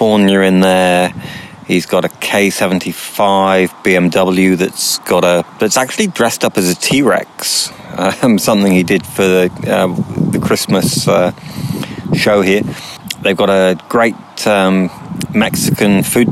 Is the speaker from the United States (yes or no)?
no; Penzance, South West England, United Kingdom; now in New Zealand; I'm from Penzance in Cornwall in the UK.